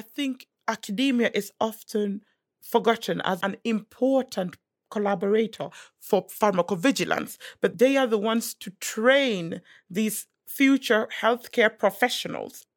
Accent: Gambia; I am from West Africa. I'm from the Gambia

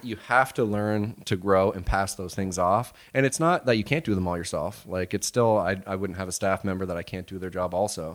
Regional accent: Blenheim, Ontario, Canada; now in Windsor, Canada; We're from Blenheim. So small town, four thousand people

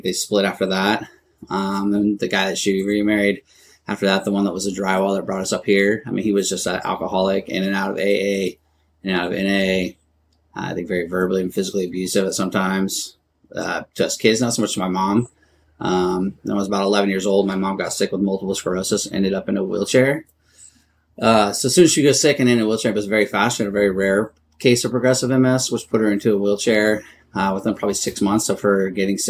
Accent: Everett, Washington, United States; also born or lived in Illinois / Arizona; I grew up in Everett. I mean, I was born in Illinois. Lived there just for about 2 years and then ended up moving to Arizona after my dad passed and came up to Washington

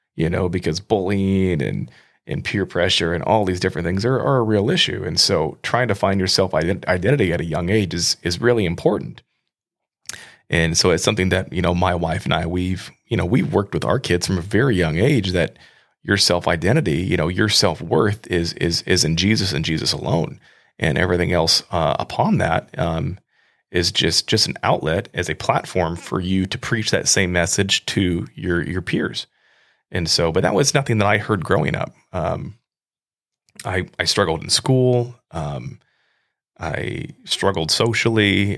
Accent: Midwest, United States; I grew up in the Midwest. I grew up in a pretty rural area.

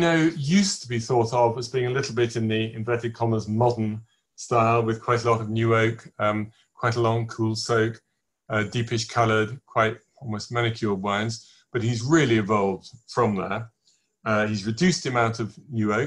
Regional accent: England, United Kingdom; I'm English

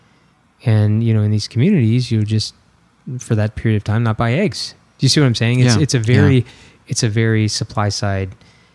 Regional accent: Bloomington, Illinois, United States; also born or lived in Peoria, Illinois; I was born in Peoria, Illinois, and I was raised in Bloomington

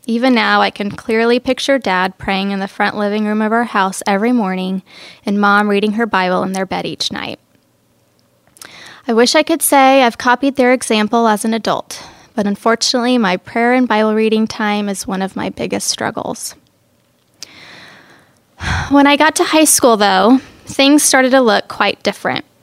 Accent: Cairo, Cairo Governorate, Egypt; born there; I was born in Cairo, Egypt. I'm the youngest of three girls.

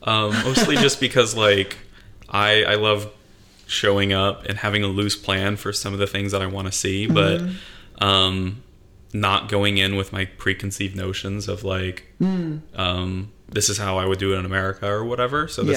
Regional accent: Pacific Northwest, United States; also born or lived in California / Texas; So, but I grew up in the Pacific Northwest

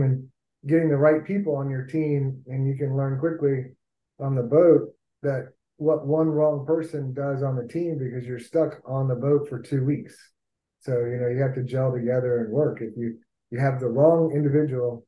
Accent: Hilton Head Island, South Carolina, United States; moved away; also born or lived in Florida; I grew up on Hilton Head, which is right across the river from Beaufort

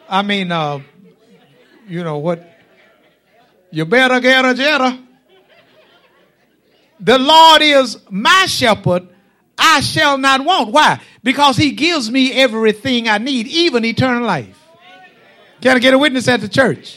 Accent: Stony Hill, United States; when I was a child growing up in Stony Hill, and I do be from Stony Hill.

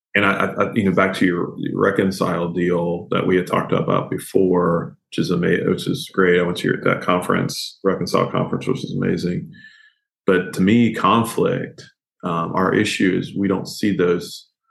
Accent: Kentucky, United States; I grew up here in Kentucky

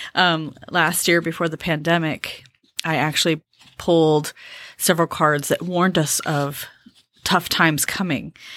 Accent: California, United States; moved away as an adult; I grew up in California

